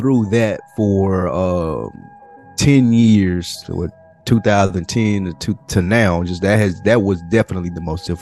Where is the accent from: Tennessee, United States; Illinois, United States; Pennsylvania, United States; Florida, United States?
Tennessee, United States; Nashville; moved away as an adult; now in Atlanta, United States; Picking up and leaving my hometown. That was hard. It was hard coming down here. Like when I first got down to Atlanta, I didn't have a job. I basically was on a whim. Like, I'm tired of Nashville